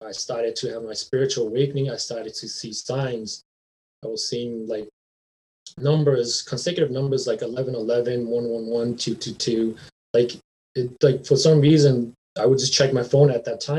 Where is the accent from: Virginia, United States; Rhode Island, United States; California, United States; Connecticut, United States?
Rhode Island, United States; moved away as an adult; now in Minnesota, United States; I went to church growing up in Rhode Island